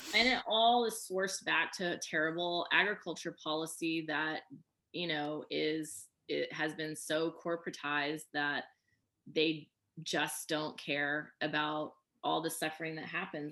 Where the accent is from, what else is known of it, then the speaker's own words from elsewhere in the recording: Oklahoma, United States; moved away; I grew up in Oklahoma too